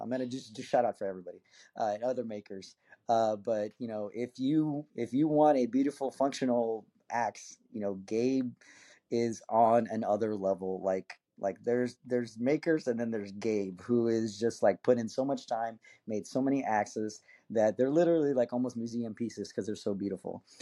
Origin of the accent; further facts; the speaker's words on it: McAllen, Texas, United States; moved away; I'm actually born and raised in Texas. I'm, I'm, uh, I'm originally from South Texas